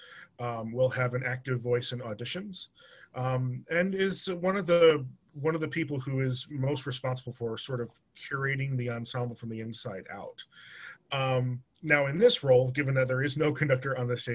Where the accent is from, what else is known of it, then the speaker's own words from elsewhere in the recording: Long Island, New York, United States; moved away as an adult; now in Delaware, United States; I grew up on Long Island